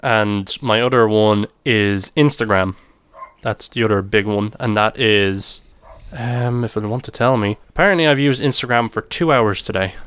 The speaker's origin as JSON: {"language": "English", "country": "Ireland", "said": "my perspective of it as an Irishman"}